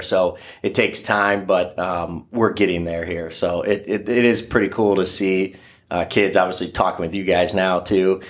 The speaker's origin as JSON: {"language": "English", "town": "Oak Harbor", "region": "Ohio", "country": "United States", "tie": "born or raised there", "said": "I'm a graduate from Oak Harbor High School over there in, by Lake Erie"}